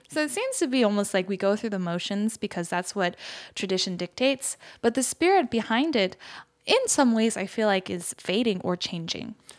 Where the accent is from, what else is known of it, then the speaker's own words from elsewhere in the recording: United States; moved away as an adult; now in Seoul, South Korea; growing up in the States